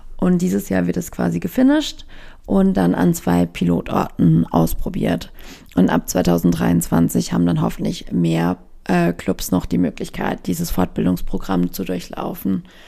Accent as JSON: {"language": "German", "region": "Baden-Württemberg", "country": "Germany", "tie": "born or raised there", "moved": "yes", "lives_now": "Berlin, Germany", "said": "ich bin in Baden-Württemberg eher ländlich groß geworden"}